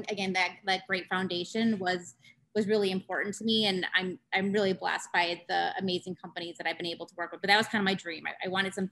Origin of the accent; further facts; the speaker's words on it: North Central Wisconsin, United States; growing up in North Central Wisconsin